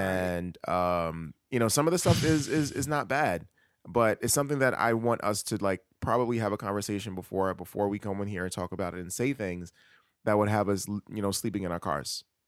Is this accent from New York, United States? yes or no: yes; New York City, New York, United States; now in Brooklyn, United States; I'm actually from Queens.